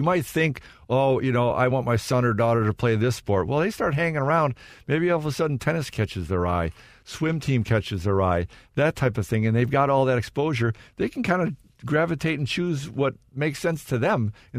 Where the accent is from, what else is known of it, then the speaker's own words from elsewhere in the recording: Michigan, United States; growing up in Michigan, and I have five sisters.